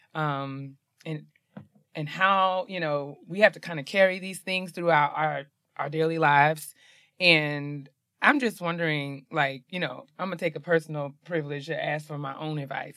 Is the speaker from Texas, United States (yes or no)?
no; New York, United States; I'm from New York